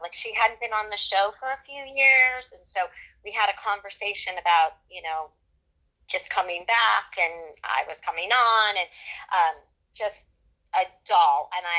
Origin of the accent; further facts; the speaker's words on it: the South, United States; accent: Southern; Having an English accent and then mastering an American accent is way more impressive than my Southern accent.